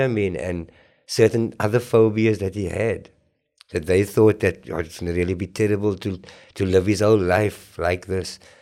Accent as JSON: {"language": "English", "town": "Cape Town", "region": "Western Cape", "country": "South Africa", "tie": "born or raised there", "said": "I was very fair skinned where I grew up in Grassy Park, uh, Clip Road"}